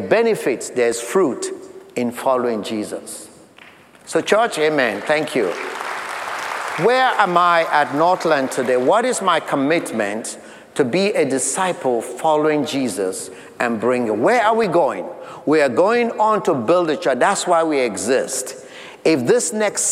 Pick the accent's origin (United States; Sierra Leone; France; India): Sierra Leone; moved away as an adult; we had gone back to my home country of Sierra Leone